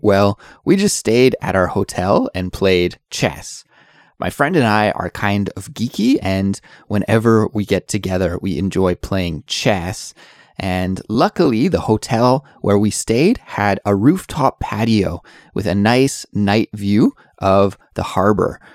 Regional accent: Canada; now in South Korea; I'm an English teacher who's originally from Canada, but I currently live in South Korea

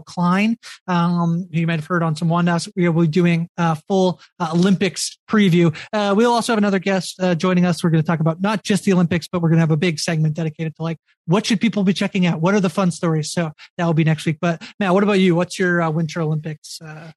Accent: Canada; the lone canadian in this crew

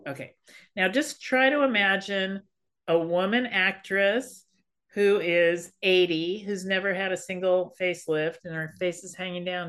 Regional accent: Berkeley, California, United States; I'm a hippie kid. I grew up in Berkeley.

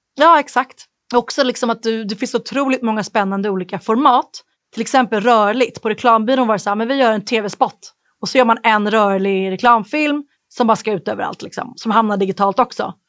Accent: Stockholm, Stockholm County, Sweden; moved away as an adult; also born or lived in Dublin, Ireland / United States; Jag flyttade ju från Sverige när jag var arton. Och när man är tonåring kanske man inte går runt och älskar sin hemstad

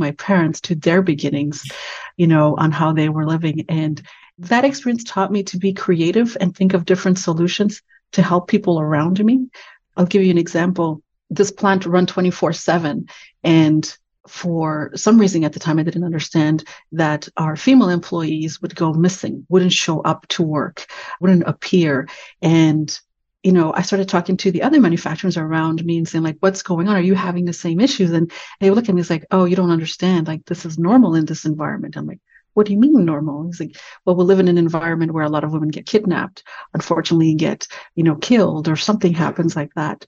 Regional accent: Canada; I'm Canadian

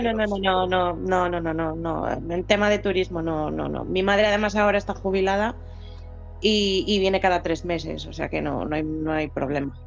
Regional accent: Spain; moved away as an adult; now in United Kingdom; los dos somos españoles

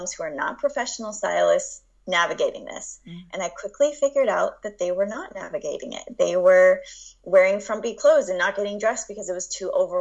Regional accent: Los Angeles, California, United States; now in Richmond, United States; I'm from Los Angeles originally.

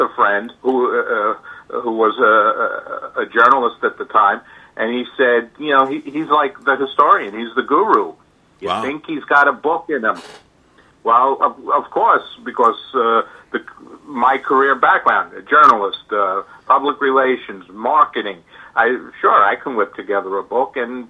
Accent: New York City, New York, United States; I'm a New Yorker by birth. I was raised in the Bronx

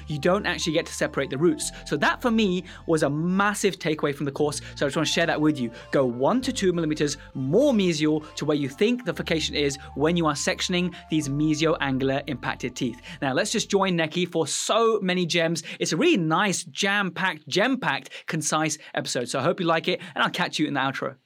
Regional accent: Afghanistan; moved away; I was born in Afghanistan

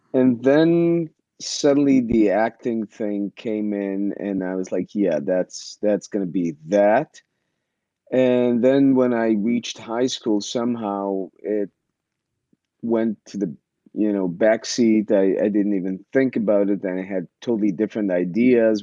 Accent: Israel; moved away as an adult; also born or lived in Ukraine (Soviet Union); when i was seven my family decided to move to israel and uh, i didn't have a, too much of a say so i went with them and uh, yeah and i grew up in israel

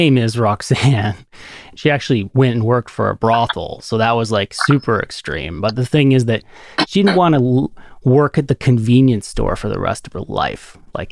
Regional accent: Canada; I'm a Canadian dude

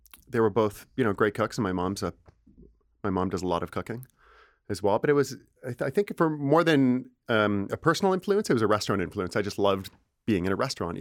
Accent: Brantford, Ontario, Canada; now in Toronto, Canada; From Brantford, Ontario. Big town Brantford

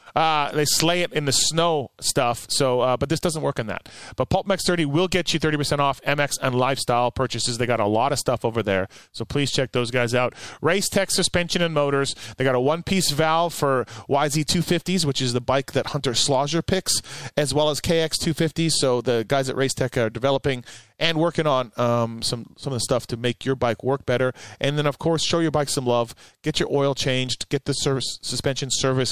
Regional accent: Canada; I'm from Canada

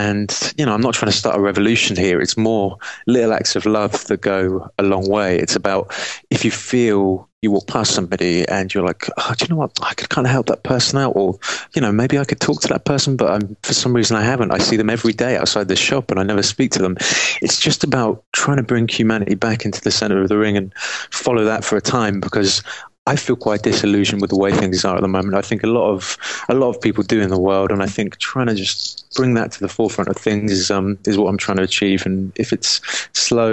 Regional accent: England, United Kingdom; I'm from England

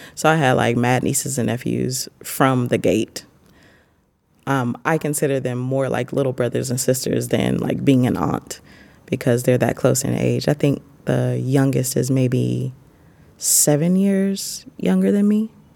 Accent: Marion, Illinois, United States; moved away as an adult; now in Penang, Malaysia; I'm from Marion, Illinois. I'm currently in Penang, Malaysia

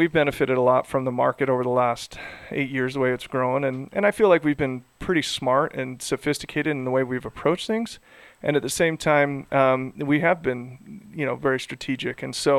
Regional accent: Idaho, United States; Yeah, in Salt Lake City, or I'm from Idaho.

